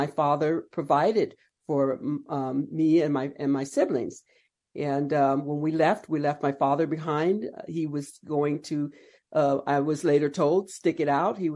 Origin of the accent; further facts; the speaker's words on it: Palm Springs, California, United States; I was born and raised there in Palm Springs